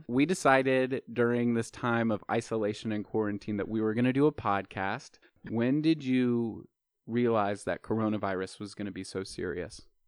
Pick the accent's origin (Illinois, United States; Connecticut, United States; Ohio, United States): Ohio, United States; Dayton; moved away; I am from Dayton, Ohio